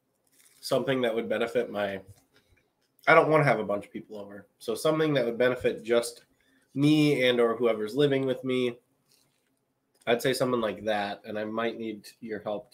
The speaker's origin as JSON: {"language": "English", "region": "California", "country": "United States", "tie": "born there", "said": "Born in Cali, visited Cali quite a bit after that. Love me some Cali. I think to my core, though, I'm like a New Yorker."}